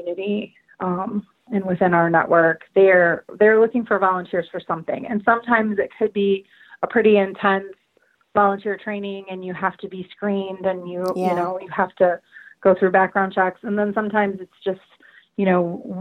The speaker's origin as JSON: {"language": "English", "area": "Lansing", "region": "Michigan", "country": "United States", "tie": "born or raised there", "said": "I have had the opportunity to work for tiny little organizations right here in my hometown"}